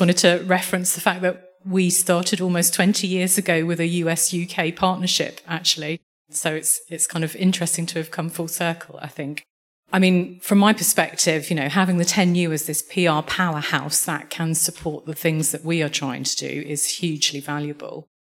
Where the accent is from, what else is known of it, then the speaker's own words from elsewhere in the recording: Glasgow, Scotland, United Kingdom; moved away; also born or lived in London / New York / Canada; I'm, I'm originally from Glasgow and spent a long time in London